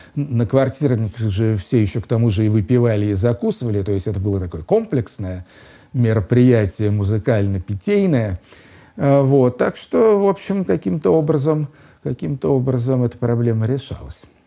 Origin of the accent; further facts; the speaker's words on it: Moscow, Russia; moved away as an adult; also born or lived in London; возвращаться в родной город Москву